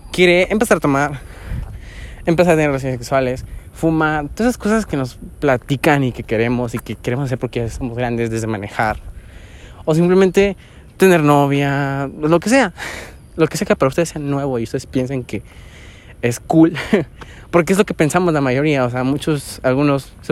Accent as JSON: {"language": "Spanish", "country": "Mexico", "said": "Ah, soy mexicano."}